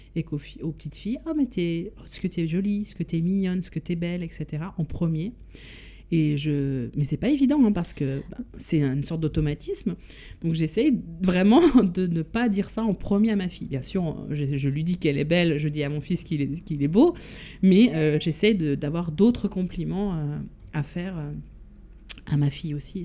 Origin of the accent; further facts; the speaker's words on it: Switzerland; moved away as an adult; now in France; j'ai quitté la Suisse il y a quand même maintenant pas mal, pas mal d'années, 17 ans oui.